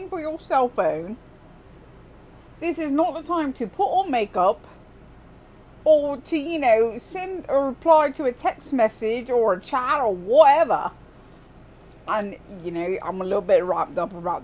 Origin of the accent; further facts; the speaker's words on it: United Kingdom; I'm a Brit